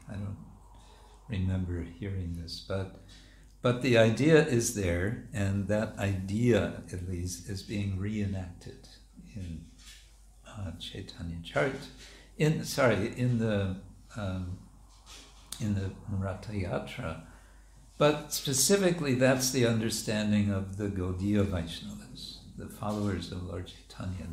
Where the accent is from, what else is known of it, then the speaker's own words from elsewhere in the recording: United States; moved away; When I was a kid growing up in America